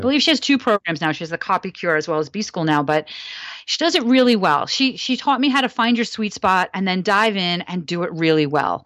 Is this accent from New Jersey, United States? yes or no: yes; New Jersey, United States; I grew up in New Jersey, so near Coney Island